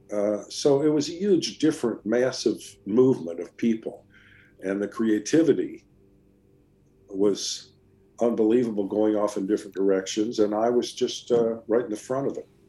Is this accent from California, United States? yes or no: yes; California, United States; I'm Californian